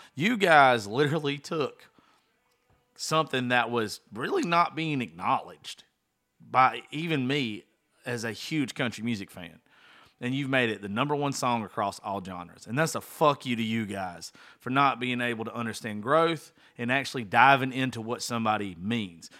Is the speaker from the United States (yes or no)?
yes; small town Georgia, United States; born or raised there